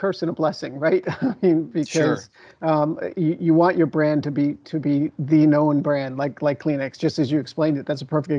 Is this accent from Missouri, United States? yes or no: no; New York, United States; I'm an East Coast guy. I grew up just outside of New York City.